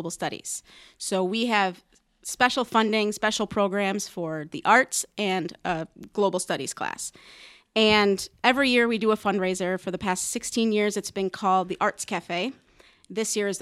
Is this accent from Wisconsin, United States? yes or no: yes; Wisconsin, United States; moved away as an adult; now in Omaha, United States; I'm not from Omaha originally. I'm from Wisconsin.